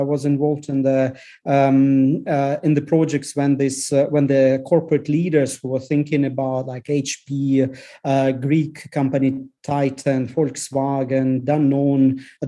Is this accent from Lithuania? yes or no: yes; Lithuania; English is a second language; because I grew up in Lithuania, when Soviet troops were actually a storm in Lithuanian TV station when Lithuania were breaking from Soviet Union.